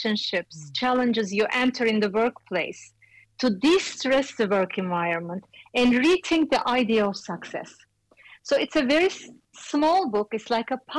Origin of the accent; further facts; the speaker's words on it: Istanbul, Turkey; moved away as an adult; also born or lived in New York City; I came from Istanbul, another big city